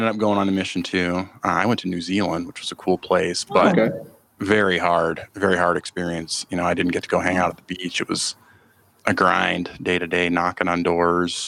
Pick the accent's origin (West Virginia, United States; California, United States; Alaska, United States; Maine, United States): Alaska, United States; Eagle River; I grew up up in Alaska, a small town in Alaska, just outside of Anchorage, Eagle River, it's called